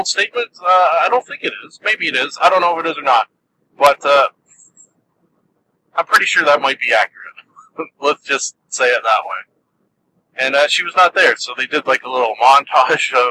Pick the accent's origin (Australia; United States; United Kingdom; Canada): Canada; I am Canadian